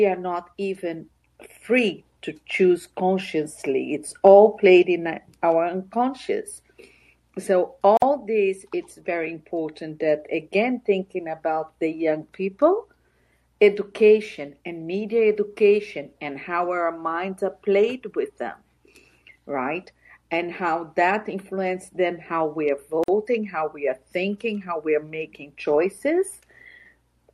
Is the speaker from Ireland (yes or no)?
no; Brazil; I'm from Brazil, and I grew up without being able to speak politics.